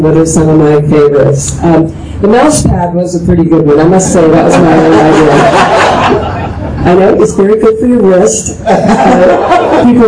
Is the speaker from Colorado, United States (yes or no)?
yes; Colorado Springs, Colorado, United States; moved away; also born or lived in Manhattan, Kansas / Los Angeles; I was raised here